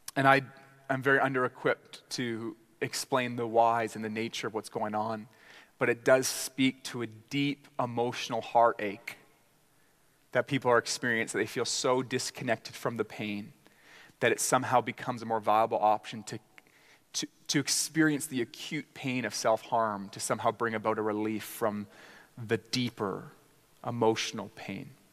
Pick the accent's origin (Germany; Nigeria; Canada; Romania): Canada; as Canadian gospel preachers